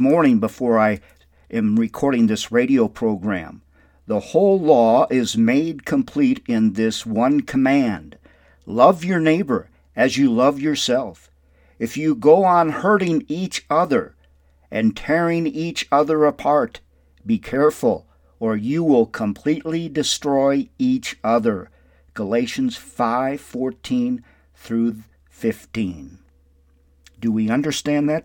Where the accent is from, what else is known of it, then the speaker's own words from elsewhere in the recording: Windom, Minnesota, United States; My hometown is Wyndham, Minnesota, and I'm so very grateful for my Christian upbringing there in Wyndham